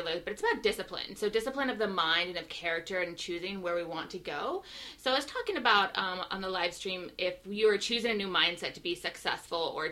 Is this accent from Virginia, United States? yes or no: no; coast of Oregon, United States; moved away; I'm not from Seattle. I'm from the coast of Oregon originally